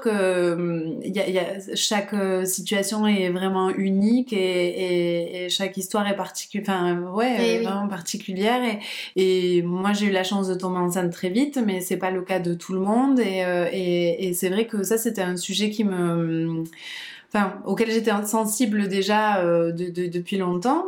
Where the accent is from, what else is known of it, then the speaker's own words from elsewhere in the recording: Perpignan, Occitania, France; also born or lived in Barcelona; now in Toulouse, France; je suis de Perpignan.